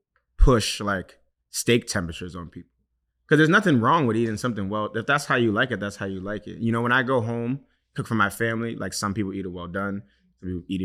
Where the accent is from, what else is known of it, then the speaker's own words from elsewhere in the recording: New York City, New York, United States; also born or lived in Nigeria; I was young and I grew up in the South Bronx